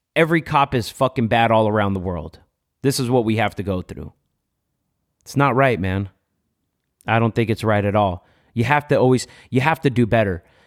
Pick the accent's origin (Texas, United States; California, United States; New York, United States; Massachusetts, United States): California, United States; Los Angeles; I grew up in MacArthur Park